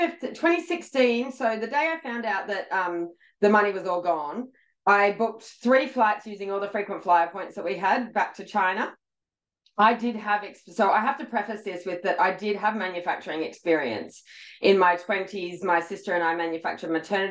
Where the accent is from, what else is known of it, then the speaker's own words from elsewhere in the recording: Australia; I'm actually Australian